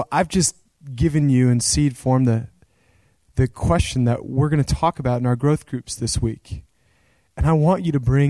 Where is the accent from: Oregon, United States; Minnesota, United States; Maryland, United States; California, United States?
Oregon, United States; Central; there was this ministry where I grew up in Central Oregon.